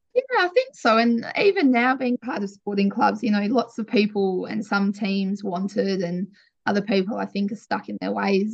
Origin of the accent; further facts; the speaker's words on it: Wiley, Western Australia, Australia; also born or lived in Perth; now in York, Australia; We absolutely loved growing up in Wiley